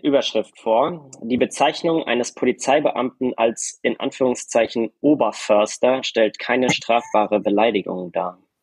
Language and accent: German; Germany; als Deutsche